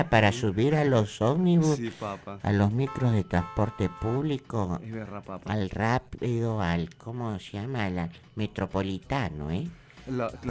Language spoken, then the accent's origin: Spanish; Callao, Peru; Yo soy chalpapa y chalaco